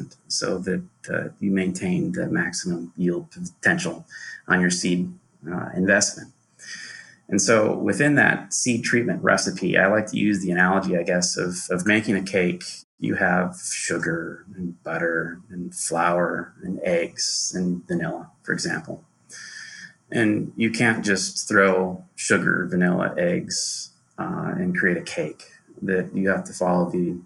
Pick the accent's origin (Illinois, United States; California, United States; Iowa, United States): Iowa, United States; Johnston; I grew up in Johnston, Iowa, and went to Henry A. Wallace Elementary School